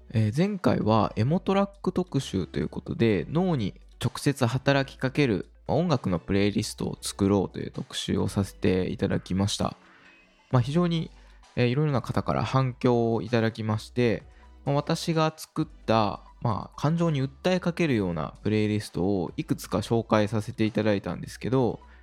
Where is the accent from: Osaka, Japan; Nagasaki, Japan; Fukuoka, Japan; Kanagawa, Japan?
Osaka, Japan; まあ、大阪に住んでおりまして、まあ、生まれも育ちも大阪ということで、で、まあ、実家というかですね、元々の生まれというのが、えー、西